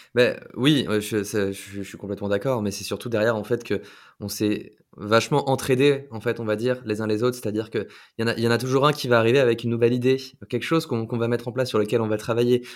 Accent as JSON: {"language": "French", "country": "France", "said": "on est français"}